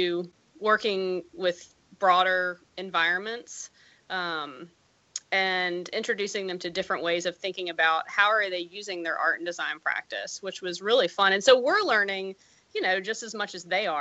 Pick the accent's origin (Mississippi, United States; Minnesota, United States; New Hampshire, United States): Mississippi, United States; moved away as an adult; now in Iowa, United States; I grew up in Mississippi